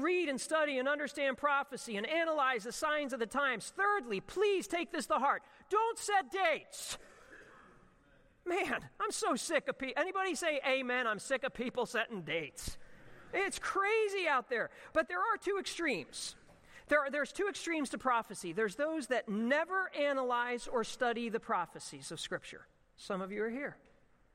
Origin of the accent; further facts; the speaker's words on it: Ocean City, United States; growing up at the Atlantic Ocean where I grew up in Ocean City.